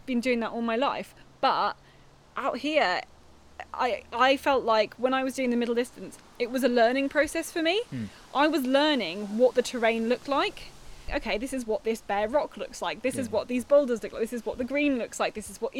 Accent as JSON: {"language": "English", "country": "United Kingdom", "said": "as a Brit coming over here"}